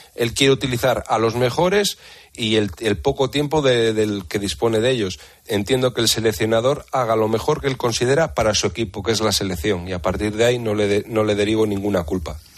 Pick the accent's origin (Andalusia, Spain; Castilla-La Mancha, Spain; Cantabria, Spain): Cantabria, Spain; Santander; yo me marcho a mi casa a Santander, me buscaré trabajo y seguiré jugando al fútbol con el Velarde o con el equipo de mi pueblo